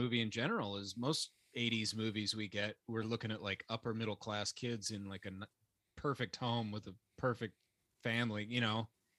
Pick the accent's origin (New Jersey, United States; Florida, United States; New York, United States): Florida, United States; Cape Coral; I grew up in Cape Coral, Fort Myers area. It's just Southwest Florida, still Gulf Coast.